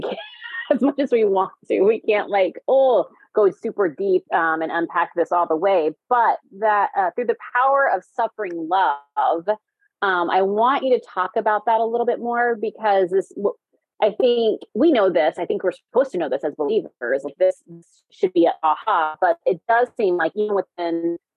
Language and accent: English; the South, United States; now in Minnesota, United States; I live in Minnesota, but I'm from the South